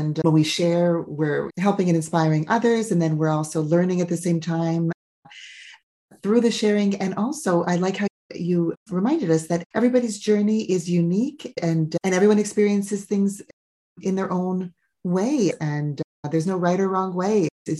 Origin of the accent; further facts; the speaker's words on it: Canada; I'm Canadian born, and my grandparents, my family is from Eastern Europe